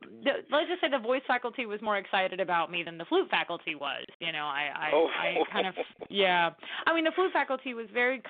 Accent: the South, United States; I grew up basically in the Bible Belt, you know, I mean, it's a very big part of the culture down here.

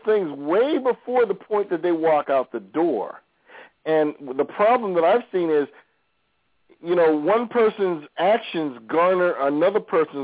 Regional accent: New York, United States; I grew up in New York.

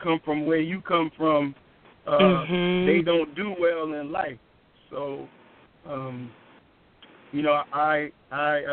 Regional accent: Charlottesville, Virginia, United States; our town where I grew up in Charlottesville, Virginia

